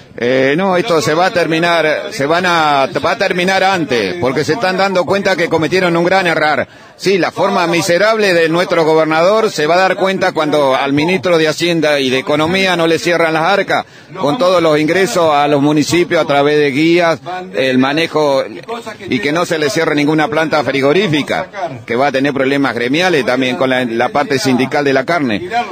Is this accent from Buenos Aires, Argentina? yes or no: no; Santa Rosa, La Pampa, Argentina; de Santa Rosa La Pampa